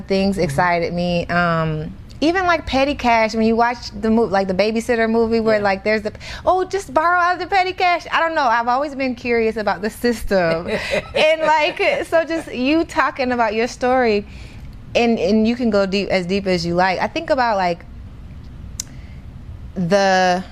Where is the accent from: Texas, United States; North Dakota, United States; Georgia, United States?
Georgia, United States; College Park; I'm from Atlanta. I grew up in College Park